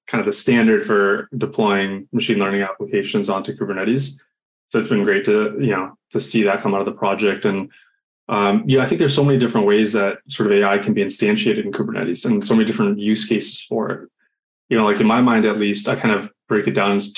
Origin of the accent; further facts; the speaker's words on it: Boston, Massachusetts, United States; now in San Francisco, United States; I'm originally from Boston, so I'm used to the sort of northeast humidity